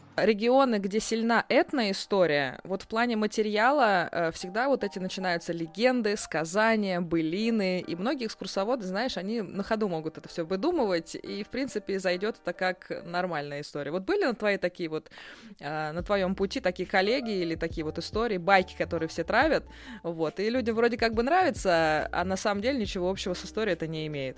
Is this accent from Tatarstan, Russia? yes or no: no; Moscow, Russia; мы москвичи